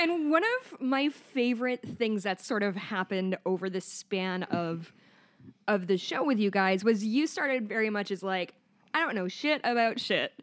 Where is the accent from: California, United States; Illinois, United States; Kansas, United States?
Illinois, United States; Chicago; I'm from Chicago